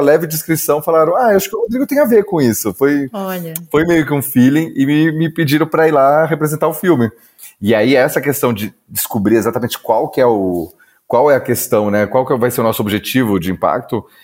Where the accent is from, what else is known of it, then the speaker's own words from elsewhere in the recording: Campinas, São Paulo, Brazil; now in Campinas, Brazil; voltei para Campinas, que é a minha cidade natal